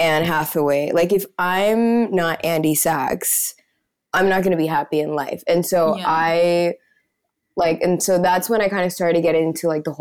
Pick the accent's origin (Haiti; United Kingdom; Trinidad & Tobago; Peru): Peru; also born or lived in United States / New York; I was born here in Peru, but I lived in the US for like the first 6-7 years of my life